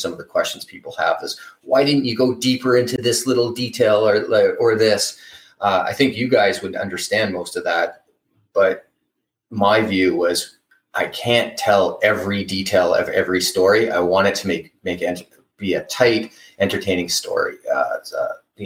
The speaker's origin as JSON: {"language": "English", "country": "Canada", "said": "I'm Canadian"}